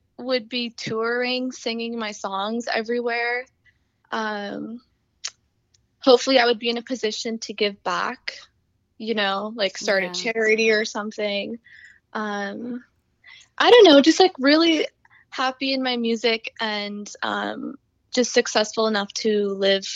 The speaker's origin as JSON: {"language": "English", "country": "United States", "tie": "born or raised there", "said": "I was born here, so I definitely, you know, I'm American"}